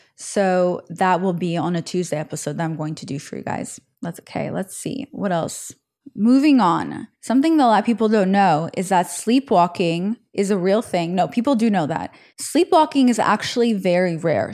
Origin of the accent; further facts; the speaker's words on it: Israel; moved away; when I was growing up in Israel